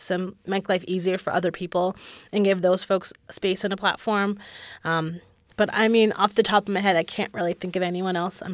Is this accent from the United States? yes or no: yes; New England, United States; now in Austin, United States; Growing up in New England, with it being beautiful there, for, you know, we have four different seasons except for winter.